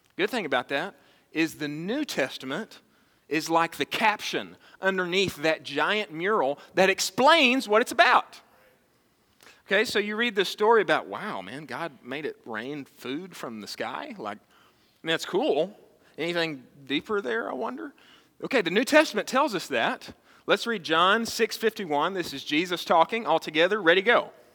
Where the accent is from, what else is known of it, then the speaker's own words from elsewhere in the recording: Texas, United States; I was born and raised in Texas